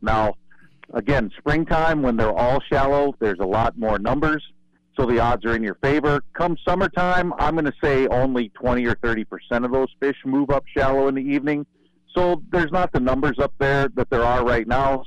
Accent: Ohio, United States; moved away as an adult; also born or lived in North Dakota; now in Devils Lake, United States; I was born and raised in Ohio. Uh, moved to North Dakota in 1996

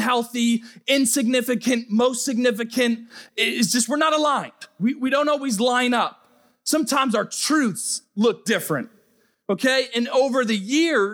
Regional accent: Rhode Island, United States; moved away as an adult; I'm from the Northeast, I'm from Rhode Island

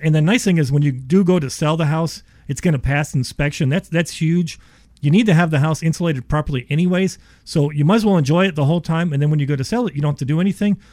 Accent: Ohio, United States; I am from Ohio.

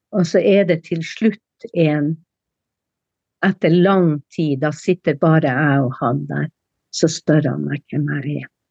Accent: Sør-Varanger, Finnmark, Norway; fornorskningspolitikken med dens tiltak var sterkest i Sør-Varanger, altså i min okay. kommune

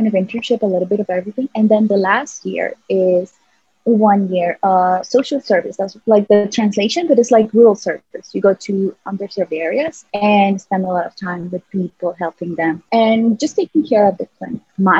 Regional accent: San Salvador, El Salvador; moved away as an adult; I'm from San Salvador, the capital city.

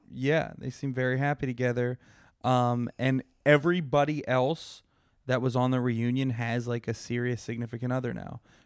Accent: Pittsburgh, Pennsylvania, United States; Pittsburgh, my hometown

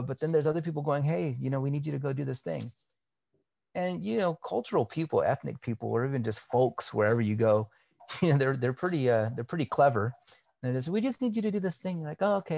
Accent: California, United States; I grew up here in California. So I'm Cali

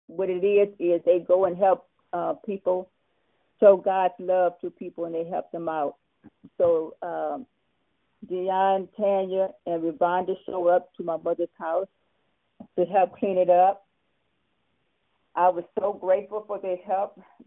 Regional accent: Los Angeles, California, United States; I am from Los Angeles, California.

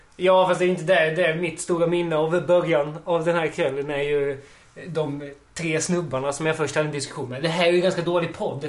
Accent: Ystad, Skåne, Sweden; moved away as an adult; now in Malmö, Sweden; jag är ursprungligen från Ystad. Där jag har bott och gått i skolan länge.

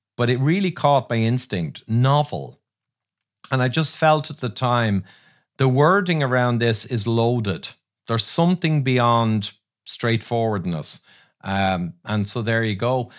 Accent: Ireland; I'm fighting Irish

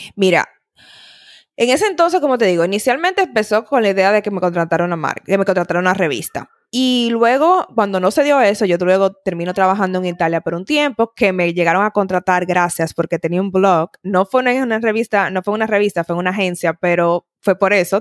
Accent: Dominican Republic; moved away as an adult; also born or lived in Italy; soy dominicana

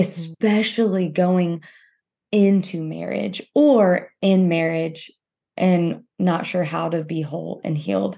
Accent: Louisiana, United States

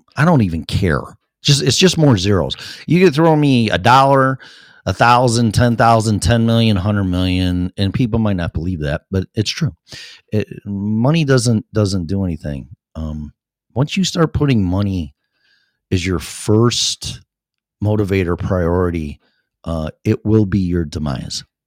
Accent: Streamwood, Illinois, United States; moved away as an adult; now in Colorado, United States; my hometown in Streamwood

